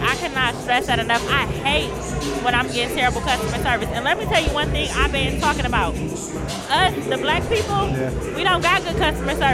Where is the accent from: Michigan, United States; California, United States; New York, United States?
Michigan, United States; Romulus; I'm from Romulus. I went to Easter High